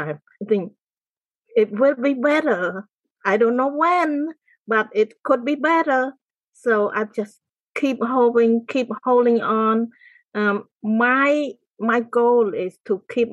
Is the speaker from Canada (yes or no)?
no; Cambodia; moved away as an adult; I grew up in the countryside of Cambodia. It's a small village.